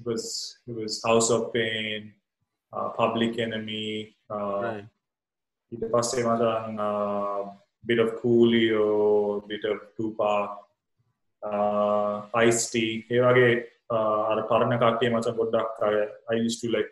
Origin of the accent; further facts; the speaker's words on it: Colombo, Western Province, Sri Lanka; moved away; also born or lived in Wattala; I was born and raised in Colombo, so I was born in Vattala, Maheson, and during the 83. Riots, my mom moved with my brother and I to Kalpiti